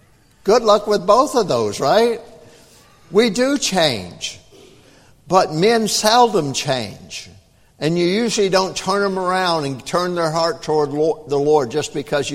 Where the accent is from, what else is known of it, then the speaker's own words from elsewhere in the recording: Tennessee, United States; also born or lived in North Carolina / Texas / Germany; Now, I grew up in the South. I was born in North Carolina. I was raised up in Tennessee, Texas, Germany.